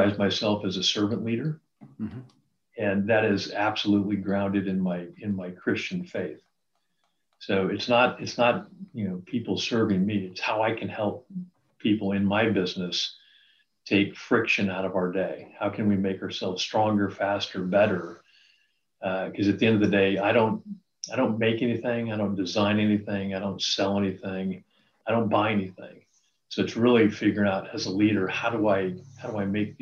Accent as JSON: {"language": "English", "town": "Reno", "region": "Nevada", "country": "United States", "tie": "born or raised there", "said": "I grew up in Reno, Nevada"}